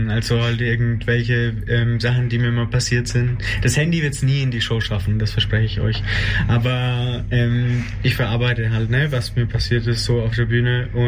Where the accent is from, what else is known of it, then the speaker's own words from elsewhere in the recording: Kürnach, Bavaria, Germany; moved away as an adult; now in Berlin, Germany; Ja, das ist mein Heimatdorf